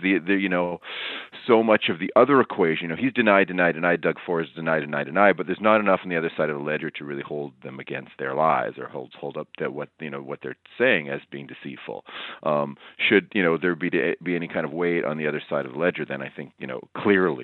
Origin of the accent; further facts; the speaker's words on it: Toronto, Ontario, Canada; growing up in Etobicoke